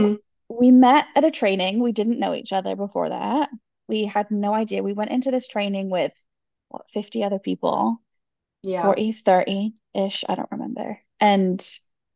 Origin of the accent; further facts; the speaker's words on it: England, United Kingdom; moved away as an adult; now in California, United States; I'm originally from the UK. I've been in the US since 2009, so it's been 14 years now.